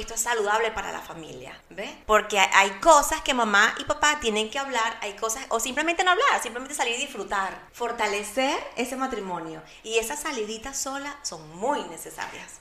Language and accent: Spanish; Barquisimeto, Lara, Venezuela; now in Orlando, United States; soy de Venezuela, de una ciudad llamada Barquisimeto, la ciudad musical de mi bello país